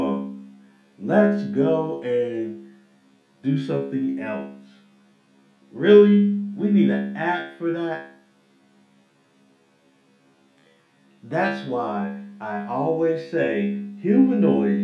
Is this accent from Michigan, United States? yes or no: no; Atlanta, Georgia, United States; moved away; growing up in Atlanta, when I lived in Atlanta